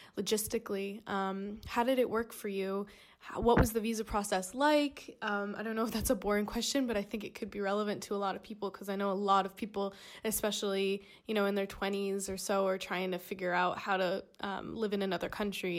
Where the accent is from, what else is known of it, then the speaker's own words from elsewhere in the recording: United States; moved away as an adult; now in London, United Kingdom; I'm American, um, but I'm living in London right now